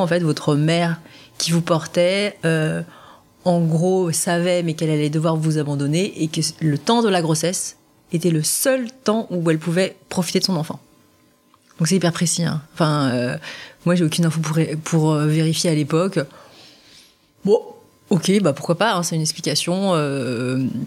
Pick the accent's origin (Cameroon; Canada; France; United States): France; je suis française